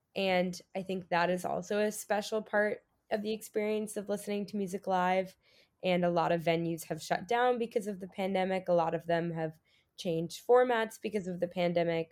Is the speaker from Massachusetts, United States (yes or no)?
no; San Diego, California, United States; moved away as an adult; I'm from San Diego, California